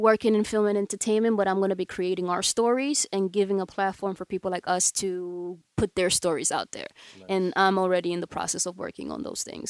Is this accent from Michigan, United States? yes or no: no; New York, United States; moved away as an adult; also born or lived in Dominican Republic; now in Los Angeles, United States; I was born in DR. I was raised in New York.